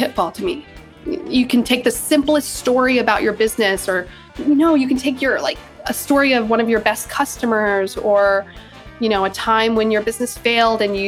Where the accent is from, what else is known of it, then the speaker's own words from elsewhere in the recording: Charlotte, North Carolina, United States; I'm originally from North Carolina in Charlotte, in the States. And I grew up doing theater and musical theater